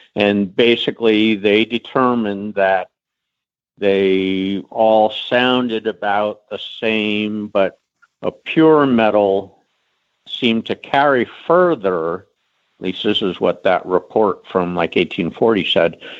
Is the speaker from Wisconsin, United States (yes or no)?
no; Middleburg, Virginia, United States; I grew up in Middleburg.